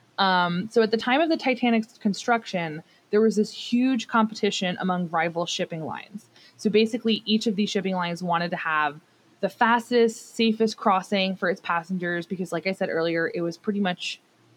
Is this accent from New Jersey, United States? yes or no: yes; New Jersey, United States; I'm from New Jersey